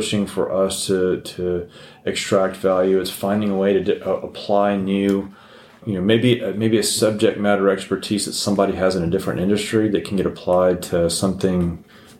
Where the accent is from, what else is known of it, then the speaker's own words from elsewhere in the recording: El Paso, Texas, United States; I grew up in El Paso